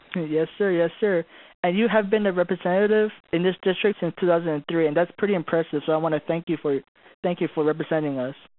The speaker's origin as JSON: {"language": "English", "region": "Hawaii", "country": "United States", "tie": "born or raised there", "also_born_or_lived": "Philippines", "moved": "yes", "lives_now": "Fort Hood, United States", "said": "I was born and raised in Hawaii"}